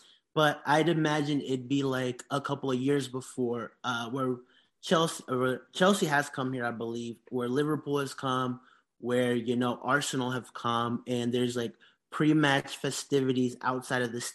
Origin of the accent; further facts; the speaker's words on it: Honduras; moved away; I grew up, like, I'm from Honduras. In Honduras